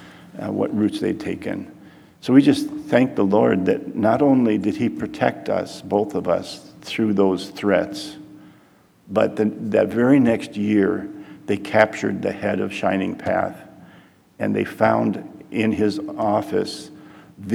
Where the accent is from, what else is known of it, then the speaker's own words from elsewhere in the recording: Detroit, Michigan, United States; moved away as an adult; also born or lived in Peru; I grew up in Detroit and I watched the Tigers